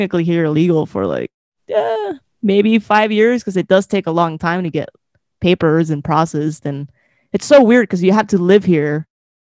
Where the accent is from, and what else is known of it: Arizona, United States; born or raised there; also born or lived in Hermosillo, Sonora, Mexico